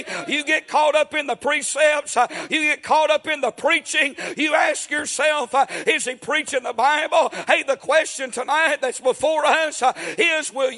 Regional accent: United States; I'm from Murray County

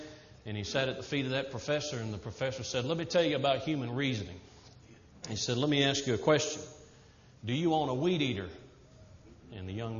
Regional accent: the South, United States; moved away; Not going to change being a Southerner just now that I'm preaching to the Yankees

